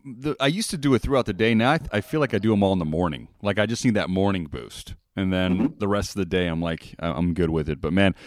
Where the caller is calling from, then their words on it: Las Vegas, Nevada, United States; Yeah, I'm calling from Vegas, my friend.